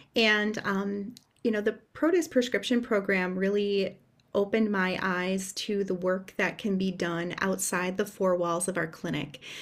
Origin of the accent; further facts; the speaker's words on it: Upper Michigan, United States; I'm originally from Upper Michigan